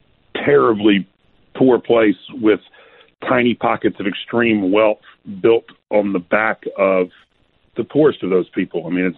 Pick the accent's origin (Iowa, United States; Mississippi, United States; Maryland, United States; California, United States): Mississippi, United States; Clarksdale; I'm from Clarksdale, Mississippi, which is in the Delta